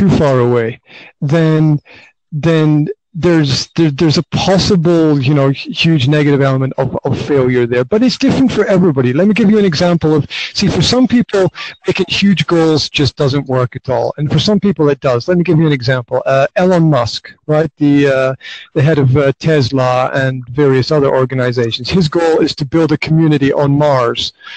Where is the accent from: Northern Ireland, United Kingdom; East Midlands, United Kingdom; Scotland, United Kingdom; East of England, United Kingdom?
Scotland, United Kingdom; Highlands of; now in Banská Bystrica, Slovakia; Originally I'm from the Highlands of Scotland, but right now I am hanging out in Banská Bystrica, which is in central Slovakia